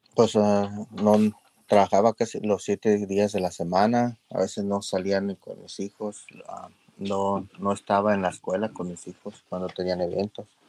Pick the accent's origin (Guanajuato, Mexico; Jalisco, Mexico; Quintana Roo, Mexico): Guanajuato, Mexico; León; now in Los Angeles, United States; soy mexicano de León, Guanajuato